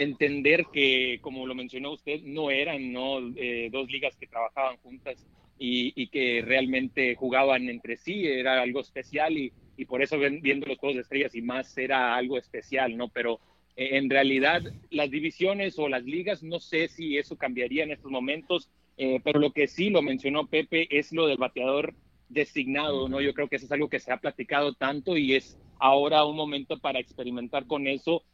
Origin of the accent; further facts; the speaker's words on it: Tucson, Arizona, United States; also born or lived in Anaheim, California; nacido en el sur de California, pero eh, crecí en Tucson